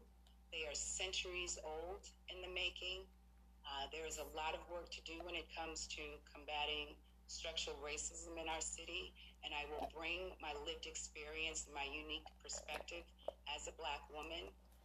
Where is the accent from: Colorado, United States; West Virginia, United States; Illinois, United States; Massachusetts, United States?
Massachusetts, United States; Boston; as a little girl growing up in Roxbury, as a black woman who has lived through some of our darkest days in our city